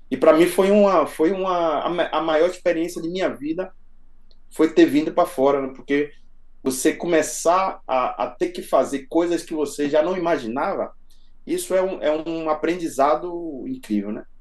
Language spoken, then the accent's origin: Portuguese; Salvador, Bahia, Brazil; moved away as an adult; now in Barcelona, Spain; Eu sou, eu sou de Salvador, né? Sou de Salvador.